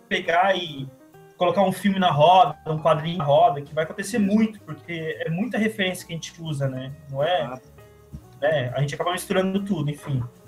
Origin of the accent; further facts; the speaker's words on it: São Paulo, Brazil; also born or lived in Criciúma, Santa Catarina; now in Rio de Janeiro, Brazil; eu sou natural de São Paulo, mas vivi os últimos anos em Criciúma, Santa Catarina